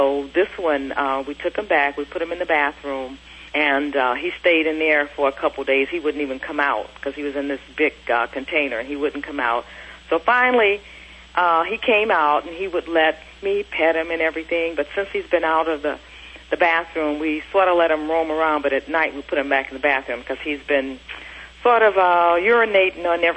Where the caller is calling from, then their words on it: Los Angeles, California, United States; calling from Los Angeles, California.